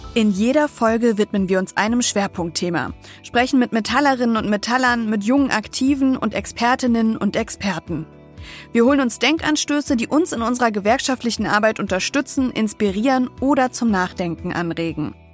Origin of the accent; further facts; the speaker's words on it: Wolfsburg, Lower Saxony, Germany; Ich komme gebürtig aus Wolfsburg